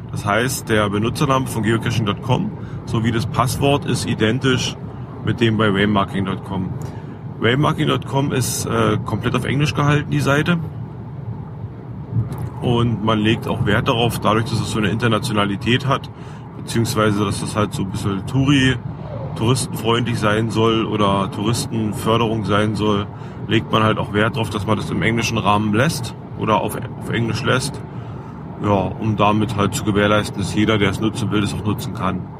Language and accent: German; Cottbus, Brandenburg, Germany; Ich habe äh, vom ursprünglich, also bin ich aus Cottbus, äh, berühmtes oder ein sehr, sehr berühmtes Wahrzeichen von Cottbus ist der Post, Cottbuser Postkutscher über die Grenzen berühmt.